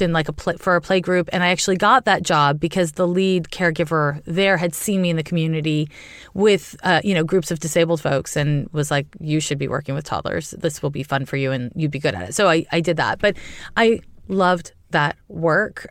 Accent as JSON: {"language": "English", "town": "Montreal", "region": "Quebec", "country": "Canada", "tie": "born or raised there", "also_born_or_lived": "California", "moved": "as an adult", "lives_now": "San Francisco, United States", "said": "was raised in Canada. I'm from Montreal, uh, and I live in California"}